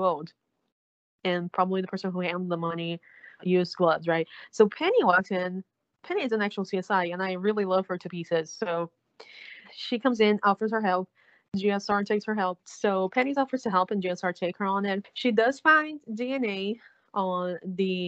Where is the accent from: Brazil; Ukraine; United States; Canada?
Brazil; I'm from South America, but my country speaks Portuguese. We don't speak Spanish here.